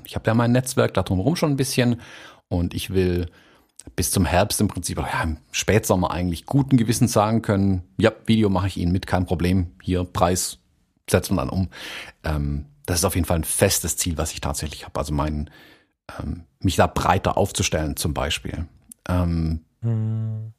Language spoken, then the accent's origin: German; Baden-Württemberg, Germany; bei uns in Baden-Württemberg